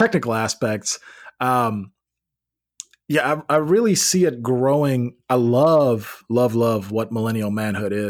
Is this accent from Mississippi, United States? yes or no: no; Memphis, Tennessee, United States; now in Nashville, United States; I grew up in Memphis.